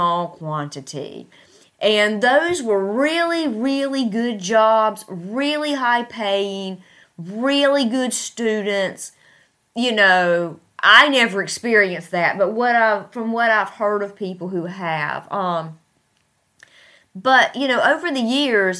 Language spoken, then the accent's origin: English; United States; moved away as an adult; now in Tashkent, Uzbekistan; At the primary university in my hometown that has, that's very prestigious